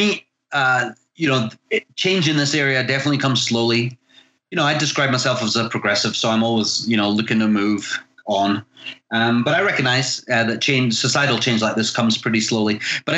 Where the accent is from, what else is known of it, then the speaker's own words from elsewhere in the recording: Scotland, United Kingdom; moved away as an adult; now in California, United States; I'm originally from Scotland, but I've lived in the US for just coming up on 25 years.